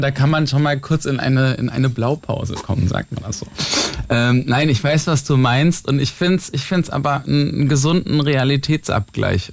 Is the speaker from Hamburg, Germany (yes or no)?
no; near Mainz, Rhineland-Palatinate, Germany; komme aus der Nähe von Mainz, vom Dorf